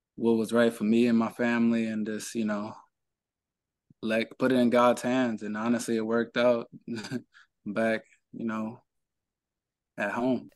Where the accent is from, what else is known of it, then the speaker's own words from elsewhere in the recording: Cleveland, Ohio, United States; I'm from Cleveland, born and raised